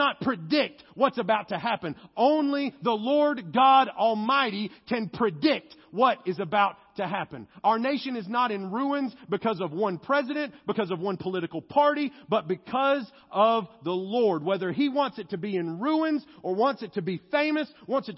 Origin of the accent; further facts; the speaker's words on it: United States; I am American to the core